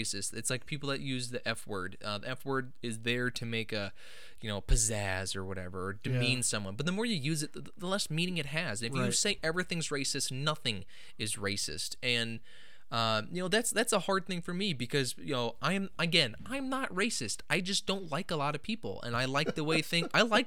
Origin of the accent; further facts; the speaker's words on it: Omaha, Nebraska, United States; they come to like my hometown